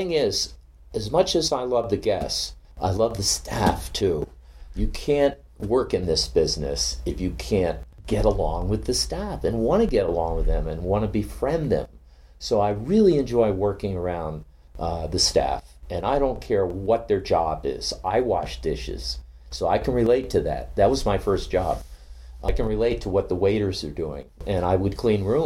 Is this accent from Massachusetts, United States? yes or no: yes; Cape Cod, Massachusetts, United States; moved away; my hometown in Cape Cod